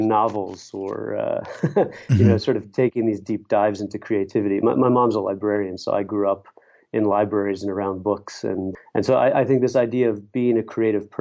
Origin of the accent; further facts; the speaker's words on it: Pittsburgh, Pennsylvania, United States; also born or lived in Syracuse / Baltimore / Philadelphia; I grew up in Pittsburgh